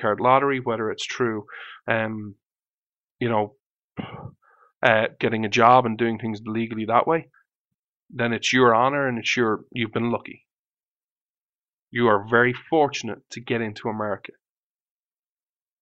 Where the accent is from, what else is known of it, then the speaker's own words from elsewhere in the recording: Ireland; I was born in Ireland